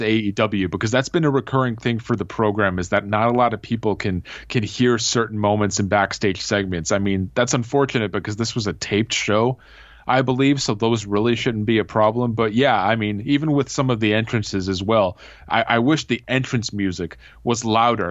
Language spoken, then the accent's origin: English; Canada; I am from Canada. I'm here in Ontario